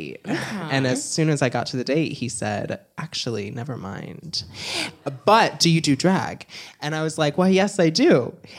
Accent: Woodstock, Illinois, United States; born or raised there; moved away as an adult; now in Los Angeles, United States

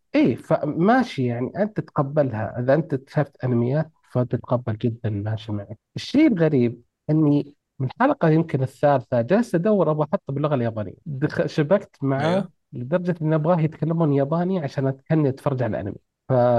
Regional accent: Saudi Arabia; عندنا في السعوديه

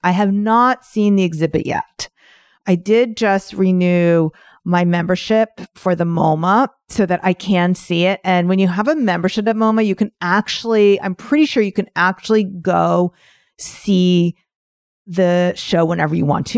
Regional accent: New York, United States; I'm from New York

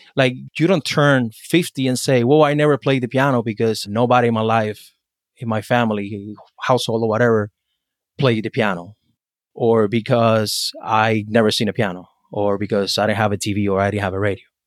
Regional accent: Havana, Cuba; now in United States; I was born and raised in Cuba, in Havana

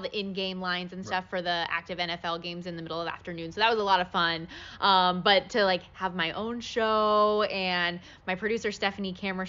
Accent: Las Vegas, Nevada, United States; I grew up in Las Vegas.

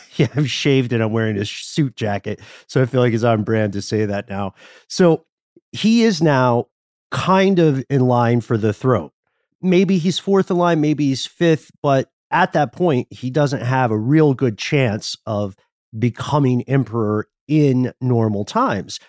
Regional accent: Atlanta, Georgia, United States

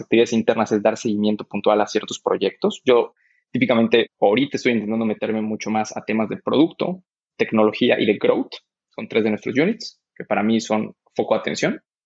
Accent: Mexico

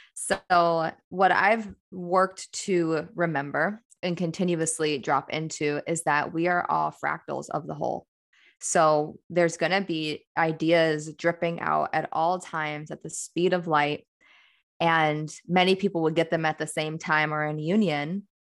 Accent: Midwest, United States; I'm a woman from the Midwest

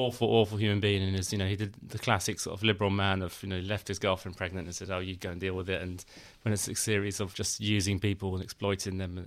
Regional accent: London, United Kingdom; I grew up in London

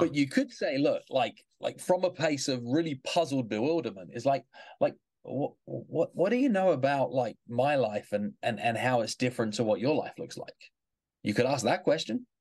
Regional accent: England, United Kingdom; now in New York City, United States; I grew up in England.

